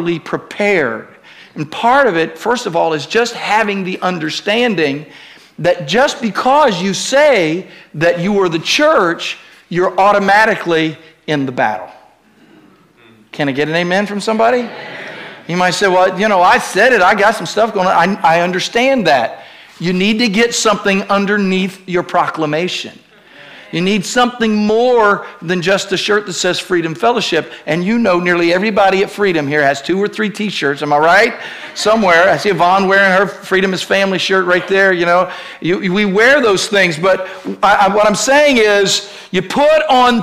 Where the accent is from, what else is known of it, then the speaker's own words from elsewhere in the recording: Ohio, United States; I was raised in Ohio